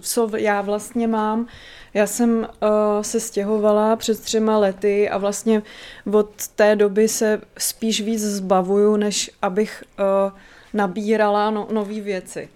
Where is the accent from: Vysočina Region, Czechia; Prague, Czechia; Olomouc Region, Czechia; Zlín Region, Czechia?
Vysočina Region, Czechia; Náměšť nad Oslavou; moje rodina pochází z náměště nad Oslavou